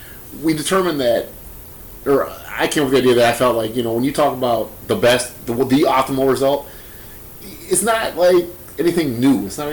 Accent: Milwaukee, Wisconsin, United States; we're from Milwaukee.

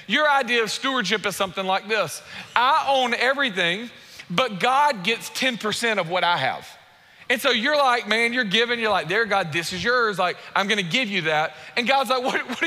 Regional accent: United States; we're American

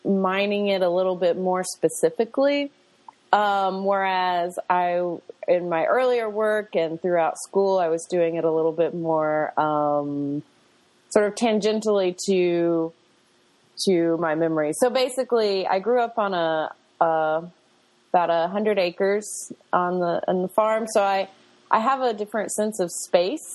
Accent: Greeneville, Tennessee, United States; moved away as an adult; also born or lived in Knoxville, Tennessee / Detroit, Michigan; I grew up, in Greenville, Tennessee, which is in, East Tennessee at the foothills of the, Appalachian Mountains there

